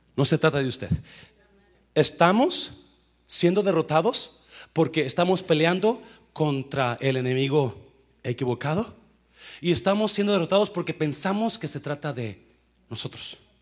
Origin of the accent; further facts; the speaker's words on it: Nayarit, Mexico; moved away; donde yo crecí, no soy de ahí, pero crecí en Nayarit